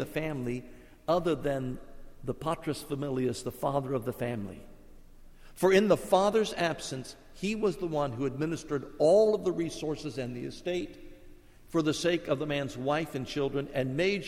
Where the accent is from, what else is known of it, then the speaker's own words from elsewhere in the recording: Columbus, Ohio, United States; In the little Catholic church I grew up in Columbus, Ohio